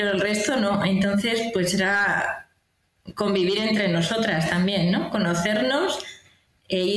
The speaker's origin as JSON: {"language": "Spanish", "town": "Toledo", "region": "Castilla-La Mancha", "country": "Spain", "also_born_or_lived": "near Madrid", "moved": "yes", "lives_now": "Oviedo, Spain", "said": "empiezo yo. Eh, soy de Toledo y bueno, últimamente estaba viviendo cerca de Madrid, en una comunidad de, y bueno, surgió la posibilidad de venir aquí."}